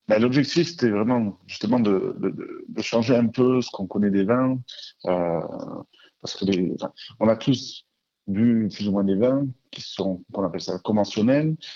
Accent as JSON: {"language": "French", "town": "Marseille", "region": "Provence-Alpes-Côte d'Azur", "country": "France", "said": "nous sommes euh, de Marseille."}